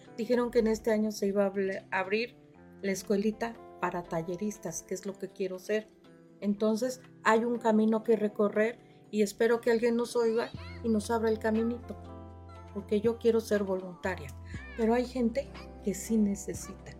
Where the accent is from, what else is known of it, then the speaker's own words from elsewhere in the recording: Yautepec, Morelos, Mexico; Yo vengo de Yautepec, de la colonia Paracas